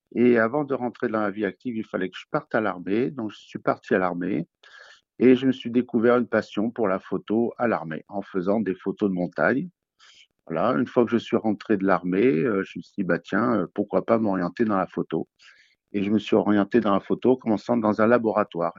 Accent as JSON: {"language": "French", "town": "Nice", "region": "Provence-Alpes-Côte d'Azur", "country": "France", "tie": "born or raised there", "moved": "as an adult", "lives_now": "Toulouse, France", "said": "je viens plutôt de Nice, où j'ai passé mon enfance là-bas"}